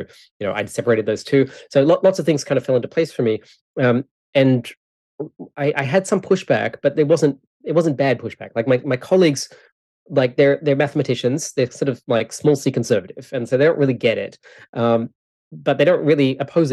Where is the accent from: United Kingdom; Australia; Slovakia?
Australia; now in Canada; I live in Canada, but I'm from Australia.